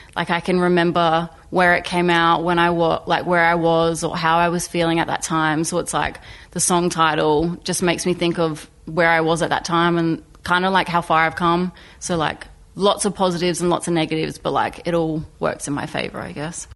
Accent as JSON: {"language": "English", "town": "Port Augusta", "region": "South Australia", "country": "Australia", "moved": "yes", "lives_now": "Adelaide, Australia", "said": "I'm an Indigenous artist um, who lives in Adelaide. I'm 21 and I'm from Port Augusta."}